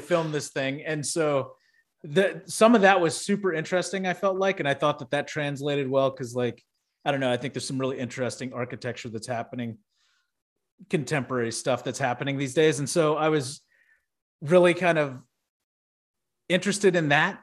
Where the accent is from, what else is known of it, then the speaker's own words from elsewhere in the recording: Houston, Texas, United States; growing up in Houston